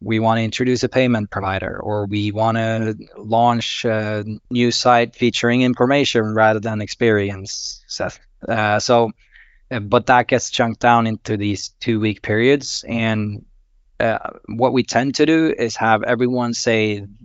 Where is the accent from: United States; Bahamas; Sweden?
Sweden; I am from Sweden